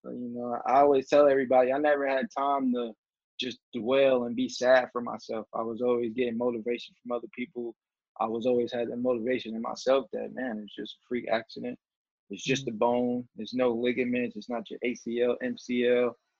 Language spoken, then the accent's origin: English; Atlanta, Georgia, United States; I was more so disappointed that I couldn't play in Atlanta, that was my hometown at the time.